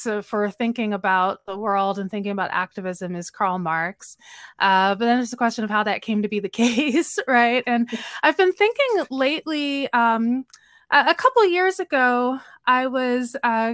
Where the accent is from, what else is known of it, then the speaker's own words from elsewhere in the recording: Philadelphia, Pennsylvania, United States; I grew up in Philadelphia, and my father, my parents are both immigrants from Guyana